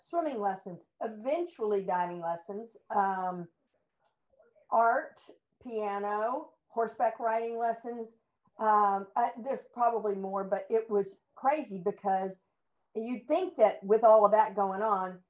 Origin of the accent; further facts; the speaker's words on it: Houston, Texas, United States; I grew up in Houston